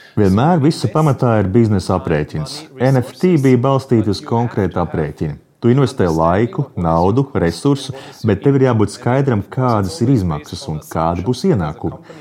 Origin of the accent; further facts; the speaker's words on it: Germany; Es esmu vācietis